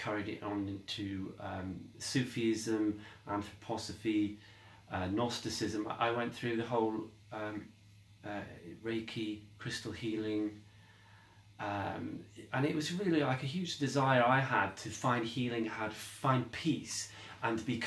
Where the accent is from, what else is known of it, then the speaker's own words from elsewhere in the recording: Derby, East Midlands, United Kingdom; moved away; my hometown in Derby, which is where I lived before